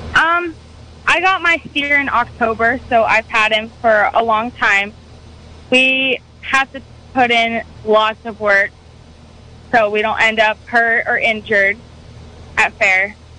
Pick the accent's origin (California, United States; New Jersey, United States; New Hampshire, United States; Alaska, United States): Alaska, United States; now in Calpella, United States; I did not grow up in the state. I grew up in Alaska